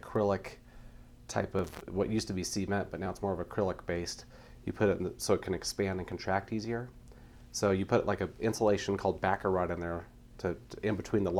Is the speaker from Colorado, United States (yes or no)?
yes; Grand Lake, Colorado, United States; So I grew up in Grand Lake, Colorado.